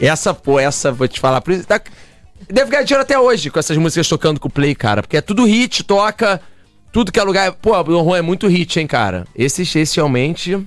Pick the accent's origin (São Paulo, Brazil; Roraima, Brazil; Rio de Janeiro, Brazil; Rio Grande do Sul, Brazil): Rio de Janeiro, Brazil; a gente é do Rio aqui